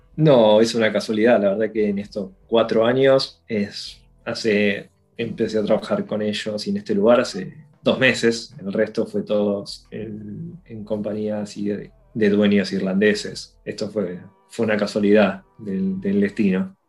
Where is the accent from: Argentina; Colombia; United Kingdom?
Argentina; moved away as an adult; now in Dublin, Ireland; los que venimos de países como Argentina